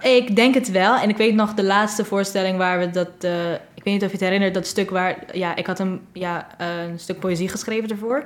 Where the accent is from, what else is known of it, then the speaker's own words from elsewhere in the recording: Curaçao; moved away as an adult; now in Netherlands; Ik kom uit Curaçao ehm, en ik ben hier nu zes maanden